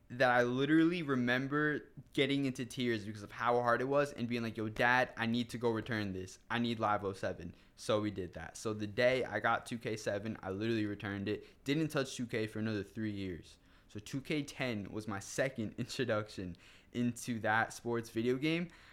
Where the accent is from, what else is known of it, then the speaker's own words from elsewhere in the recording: Wayne, New Jersey, United States; I'm from Wayne, New Jersey